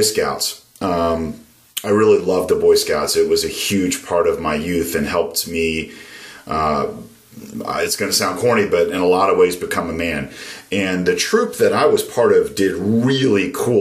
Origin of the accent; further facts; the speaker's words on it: Maryland, United States; Growing up in Maryland was a really great place